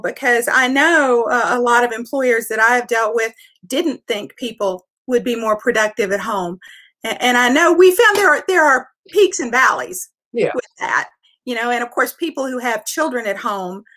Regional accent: West Virginia, United States; moved away as an adult; now in Tennessee, United States; I am originally from West Virginia

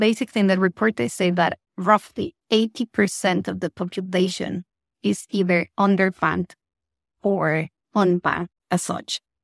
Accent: Mexico; moved away as an adult; also born or lived in United Kingdom; now in Malaysia; I'm originally from Mexico, but by now I'm like a double citizen. Uh, so I lived in the UK for nine years, then I've been in Asia for almost six years.

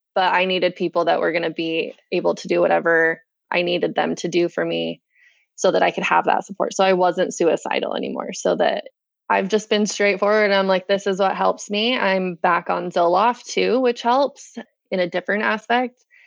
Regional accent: West Point, Utah, United States; I grew up, born and raised in West Point, Utah.

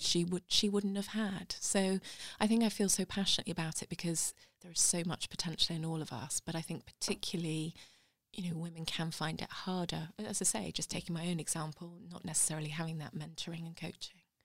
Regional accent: Hampshire, South East England, United Kingdom; moved away as an adult; also born or lived in London; now in Sheffield, United Kingdom; growing up in Hampshire at that point

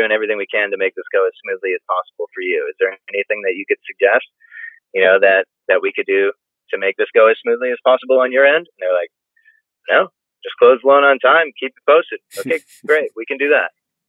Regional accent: Hull, Massachusetts, United States

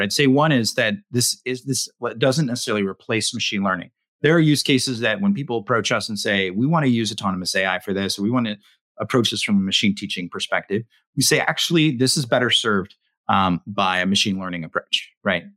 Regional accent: West Coast, United States; I grew up on the West Coast

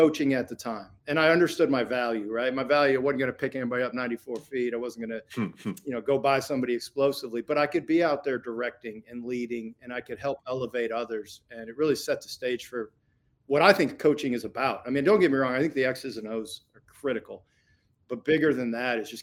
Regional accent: Indiana, United States; I grew up in Indiana, I'm through and through.

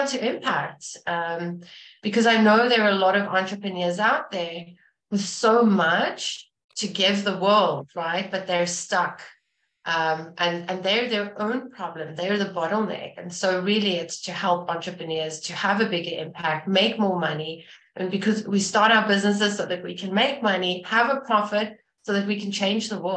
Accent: South Africa; moved away; I'm from South Africa originally

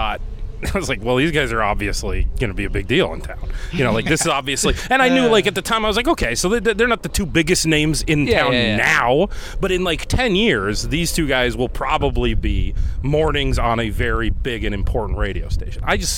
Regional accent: Cleveland, Ohio, United States; Well, sure, I'm from Cleveland, by the way.

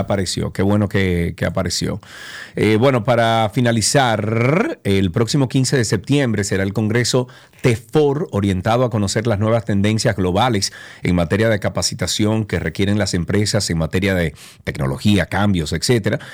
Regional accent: Dominican Republic; moved away; also born or lived in Atlanta, United States; soy ciudadano dominicano y estoy regresando a mi país

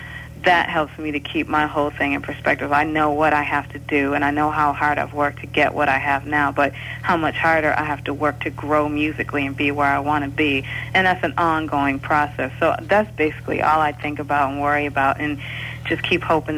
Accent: Detroit, Michigan, United States; growing up in Detroit

